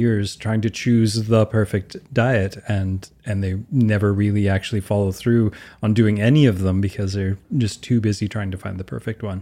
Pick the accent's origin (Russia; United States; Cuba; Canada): Canada; I'm Canadian